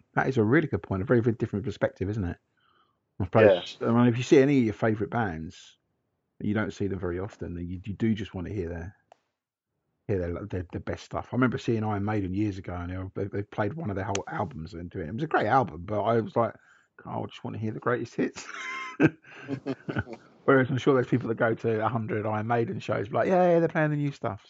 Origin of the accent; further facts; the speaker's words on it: Canberra, Australian Capital Territory, Australia; I'm from Canberra, the capital, just to be clear.